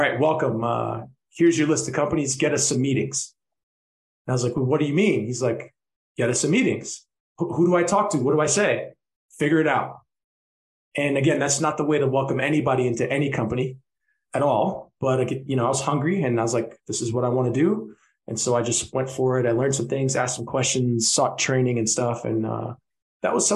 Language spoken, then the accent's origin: English; New York City, New York, United States; moved away as an adult; now in Mexico City, Mexico; I'm from New York City, born and raised. I'm currently in Mexico City